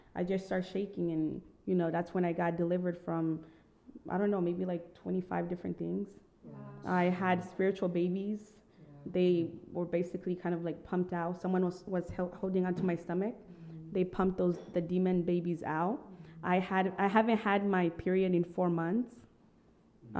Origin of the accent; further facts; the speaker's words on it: Burundi; moved away; also born or lived in Tanzania; So I was born in Tanzania, but I lived in Burundi.